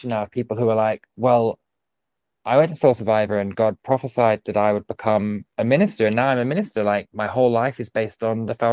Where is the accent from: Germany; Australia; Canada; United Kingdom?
United Kingdom; we've been like you know injured, but we won't tell anyone because we're so British.